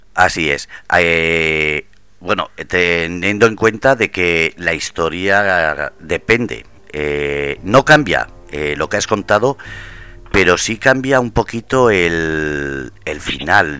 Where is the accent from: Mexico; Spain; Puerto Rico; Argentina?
Spain; Basque Country; yo como vasco, eh, yo tengo que decir que aunque soy vasco, eh, mis padres son de fuera